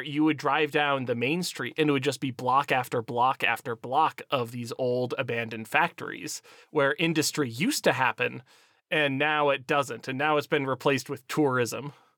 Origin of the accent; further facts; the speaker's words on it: Erie, Pennsylvania, United States; my hometown is Erie, Pennsylvania, uh, right next to Lake Erie